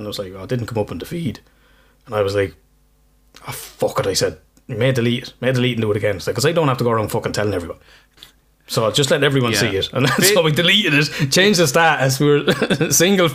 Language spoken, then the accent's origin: English; Ireland; I'm Irish